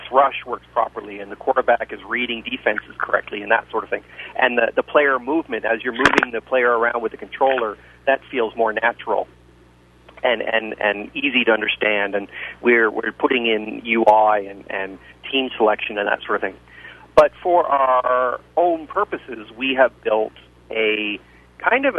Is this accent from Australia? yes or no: no; Winnipeg, Manitoba, Canada; I grew up playing Canadian football in high school and junior ball in Winnipeg.